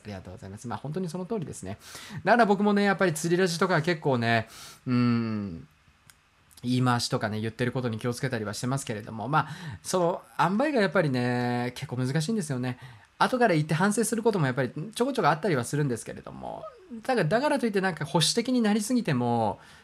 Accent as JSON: {"language": "Japanese", "region": "Hokkaido", "country": "Japan", "tie": "born or raised there", "said": "僕が北海道出身ということがありますから"}